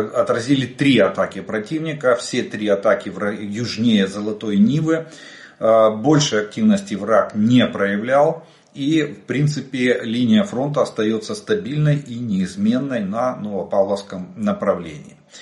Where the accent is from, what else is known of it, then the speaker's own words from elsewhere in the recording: Ukraine; мы из Украины